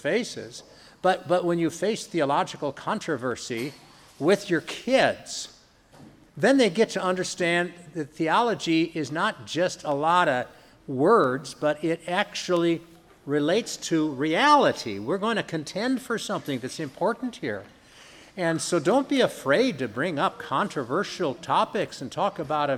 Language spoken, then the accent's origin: English; United States; Speaking as an American Christian